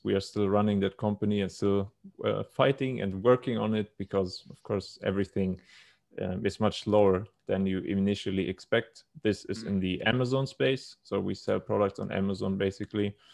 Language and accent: English; Munich, Bavaria, Germany; moved away as an adult; now in Thailand; was born and raised in Germany.